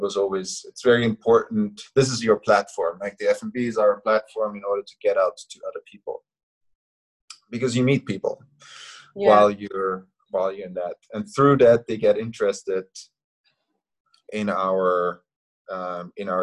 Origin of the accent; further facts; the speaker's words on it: Austria; now in Hong Kong; my hometown in Austria